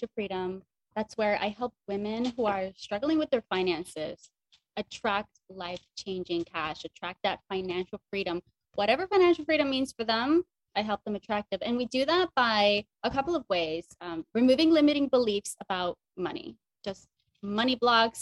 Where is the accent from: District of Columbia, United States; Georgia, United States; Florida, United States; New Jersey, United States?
New Jersey, United States; Northern; also born or lived in Dominican Republic; I came from the Dominican Republic, I moved to a very low income, high crime part of Northern New Jersey.